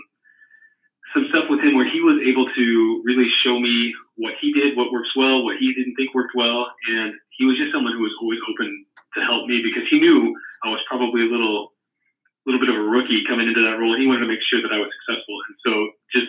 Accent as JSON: {"language": "English", "region": "Indiana", "country": "United States", "tie": "born or raised there", "also_born_or_lived": "South Carolina / Spokane, Washington", "moved": "as an adult", "lives_now": "Oregon, United States", "said": "I grew up in Indiana"}